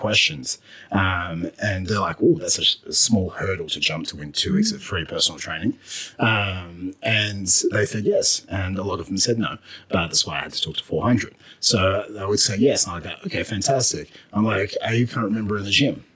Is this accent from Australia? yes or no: yes; Australia; now in Canada; I had an accent. I was from Australia.